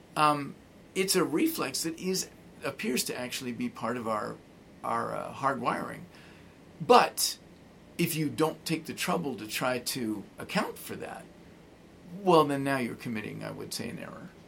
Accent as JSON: {"language": "English", "region": "Arizona", "country": "United States", "said": "I'm from Arizona"}